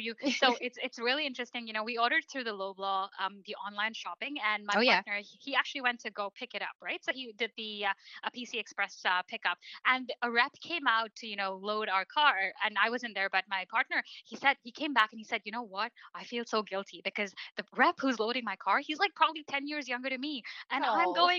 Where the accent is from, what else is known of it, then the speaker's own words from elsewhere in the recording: Canada; Canada is home for me. I was mm-hmm. born and raised here. You know, I'm as much Canadian as you are.